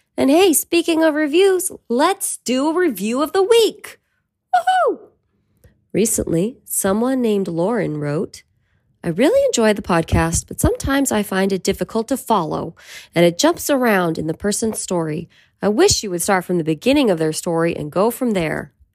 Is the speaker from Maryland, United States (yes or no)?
no; Petaluma, California, United States; we're still in my hometown, Petaluma